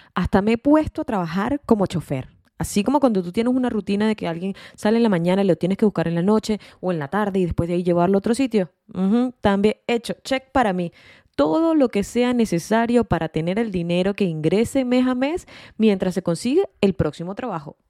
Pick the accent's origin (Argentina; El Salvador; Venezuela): Venezuela; moved away as an adult; also born or lived in Australia / Chile; now in United States; soy venezolana y resido en los Estados Unidos